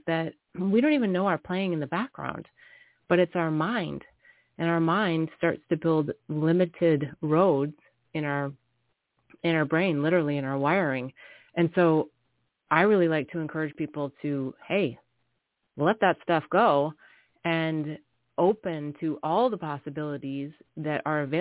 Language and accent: English; the Midwest of America, North Dakota, United States; also born or lived in New York City / Singapore / India / Bali; now in California, United States; I grew up in the Midwest of America